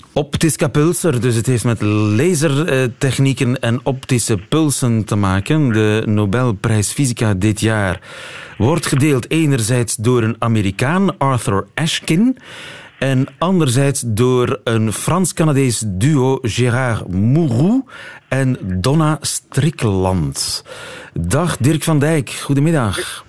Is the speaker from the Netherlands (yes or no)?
no; Oudenaarde, Flanders, Belgium; accent: East Flemish; Ik ben zelf Oost-Vlaming. Ja. Geboren Oudenaren